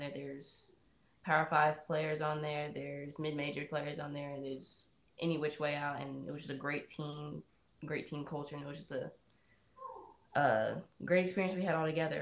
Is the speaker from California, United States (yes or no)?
no; Winston-Salem, North Carolina, United States; I was born and raised in Winston-Salem